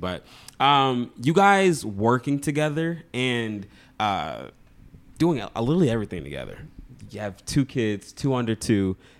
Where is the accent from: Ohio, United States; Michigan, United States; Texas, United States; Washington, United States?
Michigan, United States; Like, I'm from Michigan, Midwest gang, that's us.